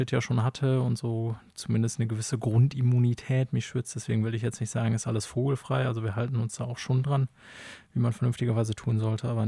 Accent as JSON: {"language": "German", "region": "North Rhine-Westphalia", "country": "Germany", "tie": "born there", "said": "Wir kommen ja beide gebürtig aus dem Münsterland"}